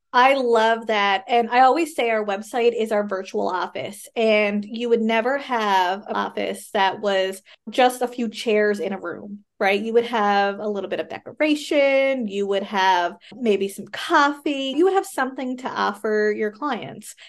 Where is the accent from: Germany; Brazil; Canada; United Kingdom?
Canada; I am a Canadian social worker